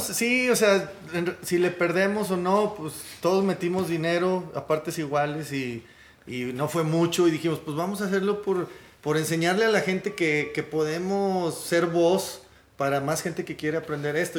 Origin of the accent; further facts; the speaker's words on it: Monterrey, Nuevo León, Mexico; venimos de Monterrey, de México